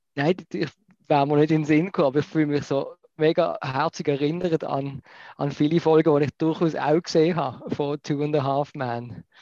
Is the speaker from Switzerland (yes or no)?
yes; Basel, Basel-Stadt, Switzerland; ich als Basler wohne ja sehr, sehr noch am, am großen Kanton Deutschland.